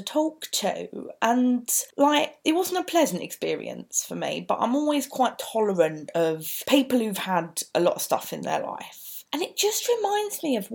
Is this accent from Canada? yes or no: no; London, United Kingdom; accent: East End; I've got naturally quite an East End because my dad is a genuine Cockney